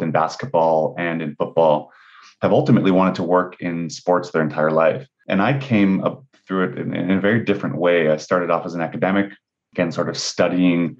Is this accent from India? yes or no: no; Canada; I'm Canadian, so it goes without saying that I grew up playing and watching hockey as my primary sport